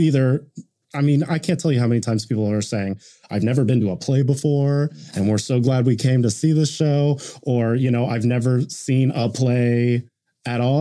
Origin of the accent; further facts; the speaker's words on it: Oklahoma, United States; I'm, you know, born and raised in Oklahoma